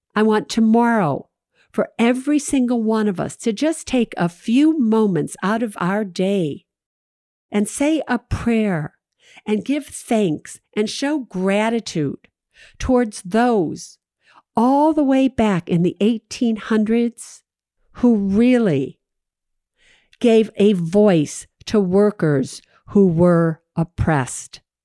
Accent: Chicago, Illinois, United States; I'm from Chicago

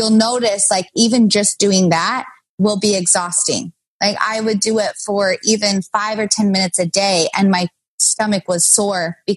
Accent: Kaysville, Utah, United States; now in Los Angeles, United States; I grew up in Kaysville. I went to Davis High.

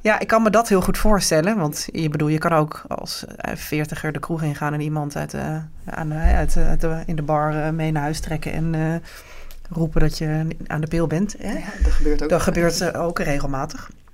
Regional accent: Netherlands; wij als Nederlandse vrouw

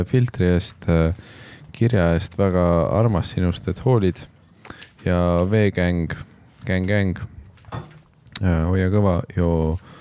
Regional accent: Tallinn, Harju County, Estonia; olles ise üles kasvanud Nõmmel

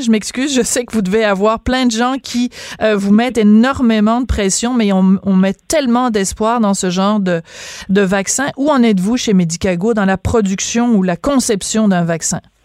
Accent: Quebec, Canada; chez nous au Québec

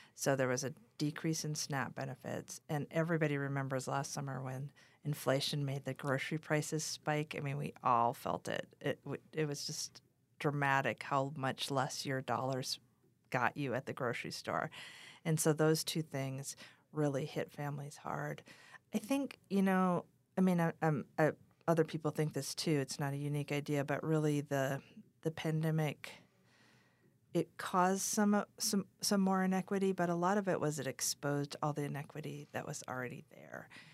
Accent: Wahpeton, North Dakota, United States; also born or lived in Dripping Springs, Texas; now in Taos, United States; I grew up in Wapaden, North Dakota

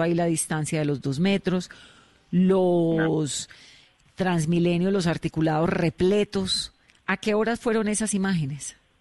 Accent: Cali, Valle del Cauca, Colombia; yo soy caleña

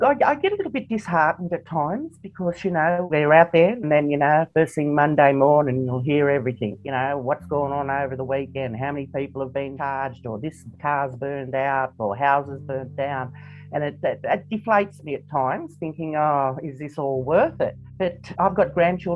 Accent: Moree, New South Wales, Australia; born and bred in Moree

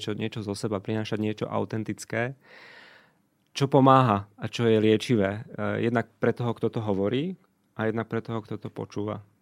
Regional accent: Košice, Košice Region, Slovakia; also born or lived in Luxembourg; now in Bratislava, Slovakia; Miško je Košičan rovnako ako ja, ale my sme dvaja Košičania, ktorí museli prísť do Bratislave, aby sa stretli

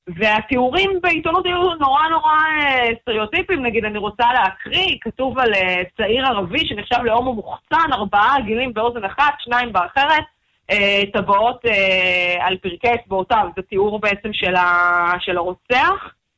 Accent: Haifa, Haifa District, Israel; גדלתי בקריות, בחיפה

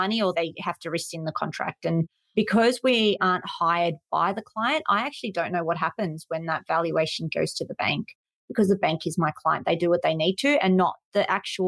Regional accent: Sydney, New South Wales, Australia; I'm from Sydney, let's just say Parramatta.

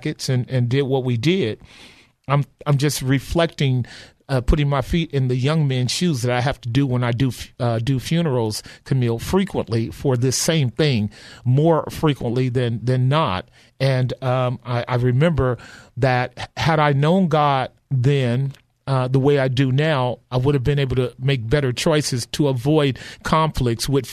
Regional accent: Oakland, California, United States; Grew up in the '60s, and all I knew was violence during the time of a great deal of. Both drug trafficking in West Oakland and East Oakland

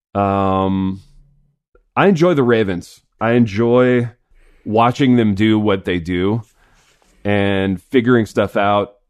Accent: Indiana, United States; growing up in Indiana

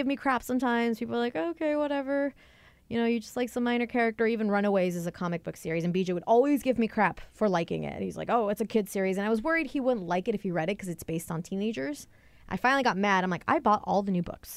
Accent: Seattle, Washington, United States; my hometown because I was born in Seattle, raised up a little north

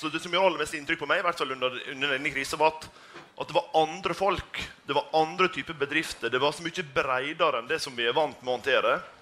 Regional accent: Sunnmøre, Møre og Romsdal, Norway; Jeg kommer jo fra, fra Sunnmøre

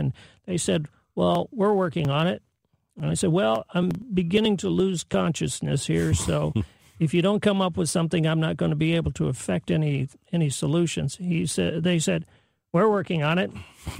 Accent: Silicon Valley, California, United States; also born or lived in Hollywood, California; now in St. Louis, United States; I'm, of course, from Silicon Valley

